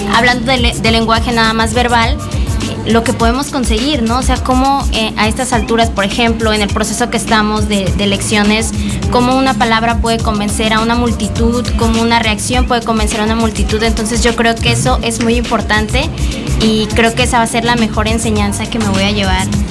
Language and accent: Spanish; La Montaña region, Guerrero, Mexico; moved away as an adult; also born or lived in Chilpancingo, Guerrero; pero no soy de Chilpancingo, soy de la región montaña, de una región pues indígena, entonces migré para allá para estudiar